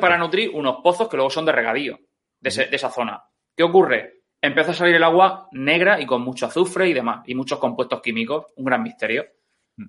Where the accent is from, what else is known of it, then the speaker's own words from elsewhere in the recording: Orihuela, Valencian Community, Spain; yo soy originario de Orihuela y el río hmm. pasa por el medio de la ciudad